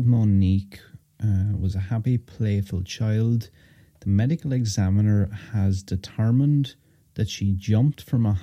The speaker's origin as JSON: {"language": "English", "country": "Ireland", "said": "I'm from Ireland"}